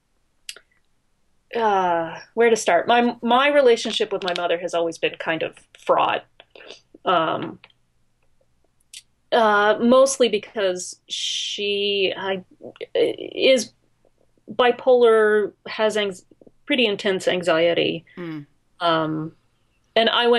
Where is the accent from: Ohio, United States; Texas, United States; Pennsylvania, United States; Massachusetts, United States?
Pennsylvania, United States; Pittsburgh; I grew up in Pittsburgh